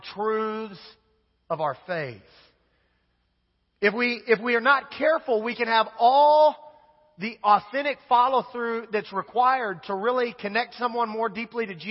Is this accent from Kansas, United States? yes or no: yes; Wichita, Kansas, United States; I grew up in Wichita, Kansas